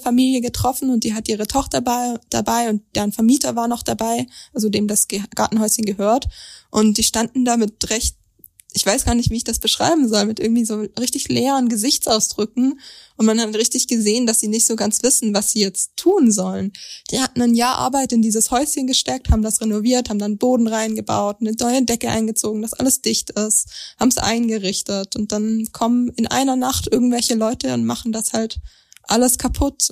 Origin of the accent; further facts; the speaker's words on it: Langenargen, Baden-Württemberg, Germany; Ich komme nämlich aus Langenargen